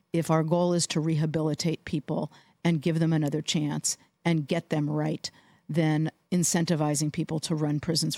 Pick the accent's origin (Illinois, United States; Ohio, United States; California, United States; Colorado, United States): California, United States; Los Angeles; I grew up in Los Angeles, and that left a mark on a lot of people.